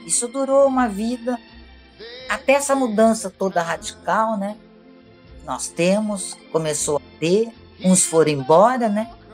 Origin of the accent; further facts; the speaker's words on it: Araraquara, São Paulo, Brazil; moved away as an adult; eu voltei para Araquara, o interior de São Paulo, que chama-se Araraquara, onde eu nasci. E, e, lá eu tenho assim, milhões de amigos, amigos de infância